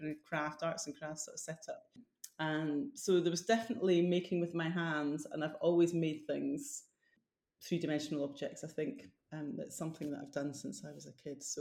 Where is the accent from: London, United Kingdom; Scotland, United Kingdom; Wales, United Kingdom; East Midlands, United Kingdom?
Scotland, United Kingdom; Fife; also born or lived in Edinburgh; I'm from Fife, so it wasn't far away, but it was far enough away that I could leave home